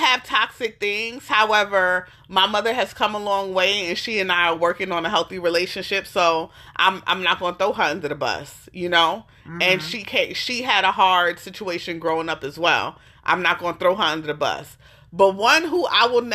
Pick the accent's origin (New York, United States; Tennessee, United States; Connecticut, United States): New York, United States; moved away as an adult; now in Austin, United States; we grew up in New York